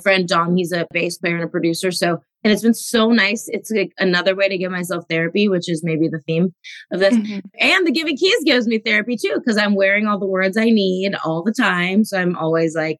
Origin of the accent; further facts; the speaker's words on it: Los Angeles, California, United States; growing up in Los Angeles